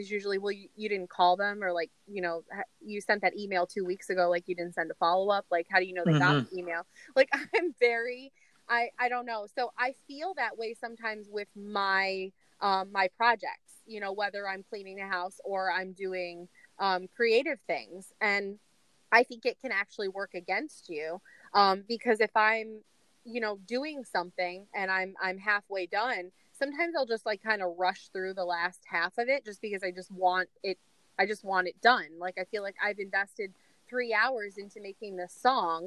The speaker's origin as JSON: {"language": "English", "town": "New York City", "region": "New York", "country": "United States", "said": "I'm still from New York City"}